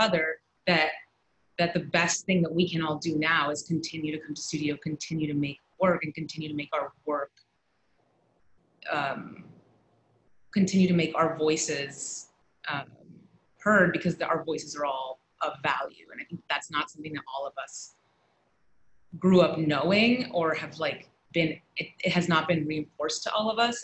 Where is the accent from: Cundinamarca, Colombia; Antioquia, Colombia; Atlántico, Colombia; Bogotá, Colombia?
Atlántico, Colombia; Barranquilla; also born or lived in New York; now in New Haven, United States; I grew up in Barranquilla, which is where the Colombian Carnival is hosted every year.